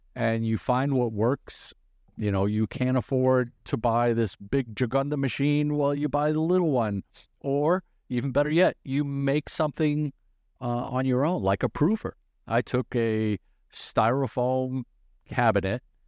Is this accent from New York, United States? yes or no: yes; New York, United States; also born or lived in Brazil; now in Omaha, United States; I was born in Brazil, raised in in New York